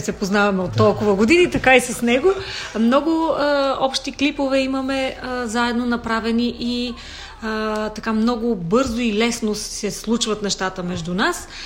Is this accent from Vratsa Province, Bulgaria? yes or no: yes; Vratsa, Vratsa Province, Bulgaria; now in Sofia, Bulgaria; аз вече съм такава принадена софиянка, която така се смятам, но дълги години вече живея в София, иначе съм родом от Враца.